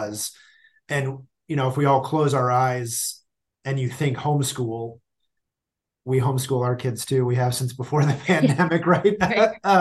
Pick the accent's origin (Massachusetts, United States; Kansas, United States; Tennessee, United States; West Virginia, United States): Kansas, United States; Stilwell; I grew up in the Kansas City area